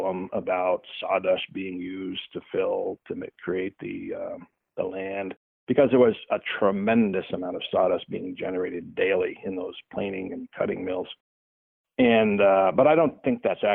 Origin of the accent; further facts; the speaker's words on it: Burlington, Vermont, United States; I grew up in the South End, so I could easily walk or take a bike down to the waterfront.